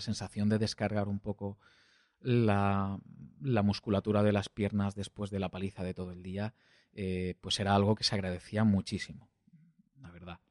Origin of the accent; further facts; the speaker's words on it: Valencian-speaking area, Valencian Community, Spain; accent: Valencian; first language Valencian; Spanish is a second language; hablo en, en valenciano, que es mi lengua materna